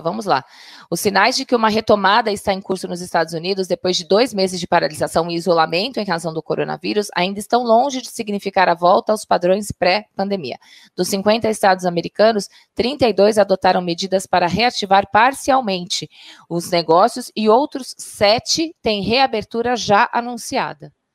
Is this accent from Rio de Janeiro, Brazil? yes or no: no; Baixada Santista, São Paulo, Brazil; eu sou da Baixada Santista